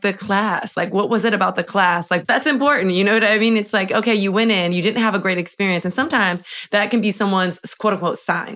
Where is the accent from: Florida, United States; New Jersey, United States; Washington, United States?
Florida, United States; Miami; moved away as an adult; now in New York, United States; I'm from Miami, born and raised